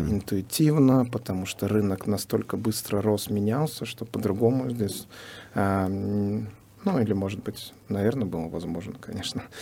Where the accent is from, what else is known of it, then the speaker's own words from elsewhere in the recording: Uzbekistan; now in San Diego, United States; выходец из Узбекистана